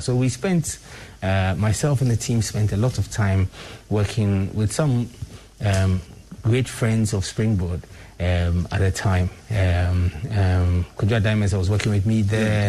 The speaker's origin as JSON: {"language": "English", "country": "Ghana", "said": "I'm really one of those people who is very, very, very proud to be Ghanaian"}